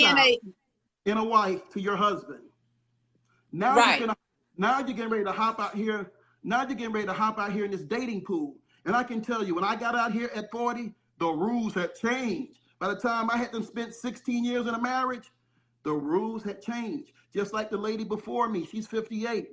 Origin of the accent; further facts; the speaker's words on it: St. Petersburg, Florida, United States; I'm from St. Pete, Tampa, Florida.